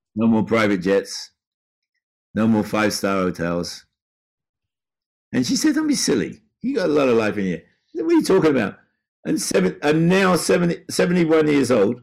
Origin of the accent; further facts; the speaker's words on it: Brighton, South East England, United Kingdom; moved away; my hometown in Brighton.